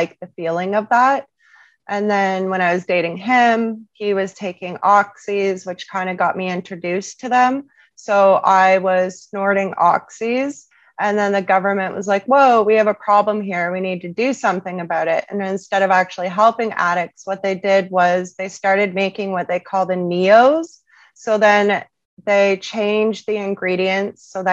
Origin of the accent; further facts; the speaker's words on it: Sarnia, Ontario, Canada; I'm originally from Sarnia, Ontario.